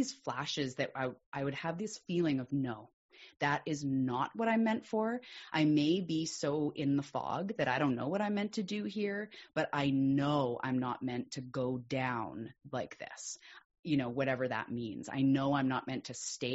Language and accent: English; Vancouver Island, British Columbia, Canada; I'm also a Canadian from the west coast of Canada on an island called Vancouver Island